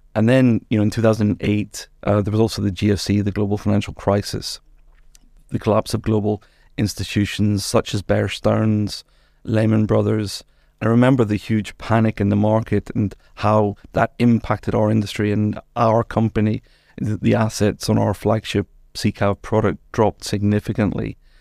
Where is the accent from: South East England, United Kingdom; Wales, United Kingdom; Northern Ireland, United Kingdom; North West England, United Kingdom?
Northern Ireland, United Kingdom; moved away as an adult; also born or lived in England; now in Luxembourg; I'm Northern Irish